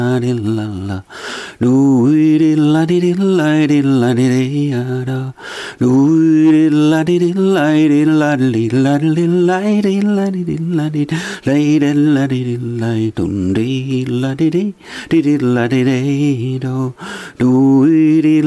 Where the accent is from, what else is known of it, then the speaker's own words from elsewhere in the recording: Kaustinen, Central Ostrobothnia, Finland; my hometown nowadays in Kaustinen